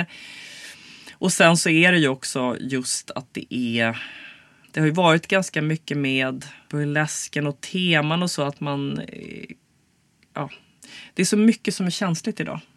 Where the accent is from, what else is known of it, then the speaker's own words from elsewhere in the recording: Stockholm, Stockholm County, Sweden; also born or lived in United States; jag är ju stockholmare